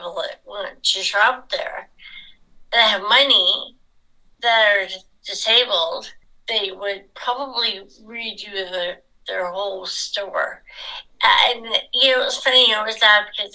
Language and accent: English; England, United Kingdom; now in Nanaimo, Canada; I was born in England, so I am British by birth.